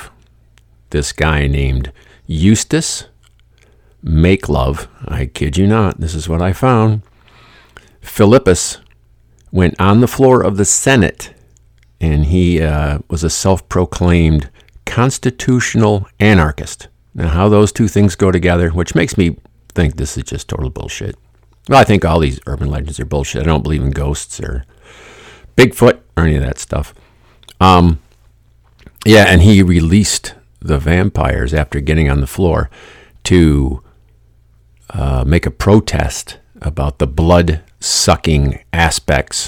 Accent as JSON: {"language": "English", "town": "Lansing", "region": "Michigan", "country": "United States", "tie": "born or raised there", "said": "I grew up here in Lansing, Michigan."}